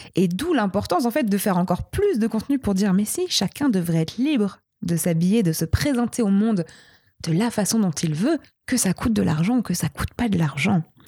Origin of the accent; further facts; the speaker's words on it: Brittany, France; je viens de l'ouest de la France, je suis bretonne